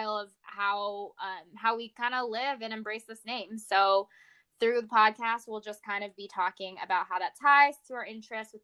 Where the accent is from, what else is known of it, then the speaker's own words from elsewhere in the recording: Houston, Texas, United States; now in Los Angeles, United States; We're from Houston